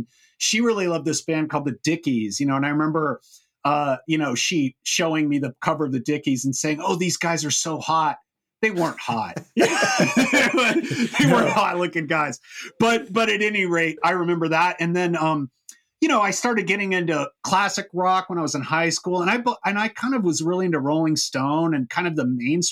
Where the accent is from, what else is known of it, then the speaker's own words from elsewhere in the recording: Orange County, California, United States; I grew up in Orange County